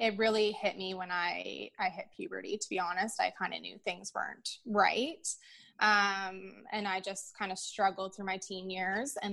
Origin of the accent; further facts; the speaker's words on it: Peterborough, Ontario, Canada; It is my hometown.